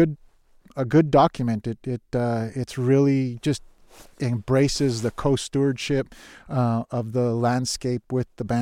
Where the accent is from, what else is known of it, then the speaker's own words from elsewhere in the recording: New Mexico, United States; moved away as an adult; also born or lived in Nevada; now in Minnesota, United States; I grew up ice fishing in New Mexico